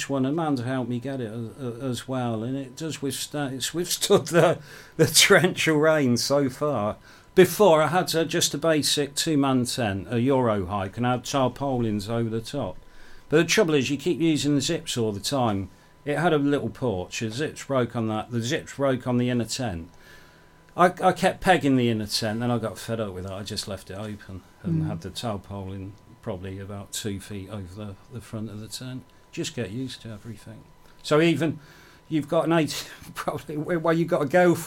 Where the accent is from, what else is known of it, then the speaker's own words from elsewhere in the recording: Banbury, South East England, United Kingdom; moved away; I'm from Banbury originally